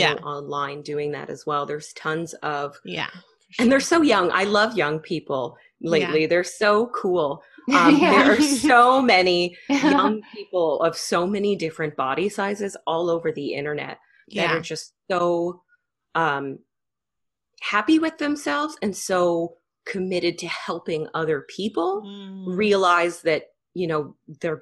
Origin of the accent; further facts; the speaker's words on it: Canada; I'm Canadian